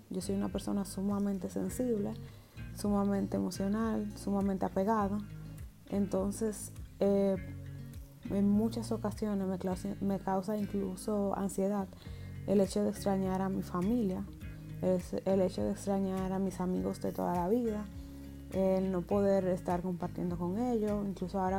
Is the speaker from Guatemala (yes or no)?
no; Germany; pues mi cédula es alemana porque yo soy alemana.